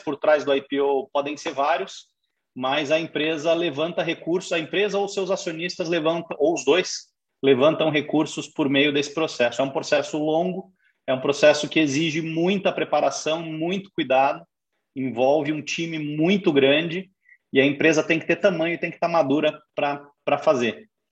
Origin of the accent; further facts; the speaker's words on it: Curitiba, Paraná, Brazil; also born or lived in São Paulo; sou de São Paulo, me criei em Curitiba, fiz toda a carreira aqui